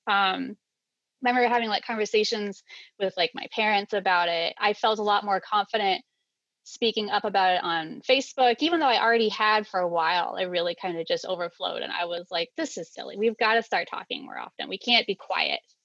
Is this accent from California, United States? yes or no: no; Maine, United States; moved away as an adult; now in Tennessee, United States; I was born in Maine in the middle of winter, like as far north as you can get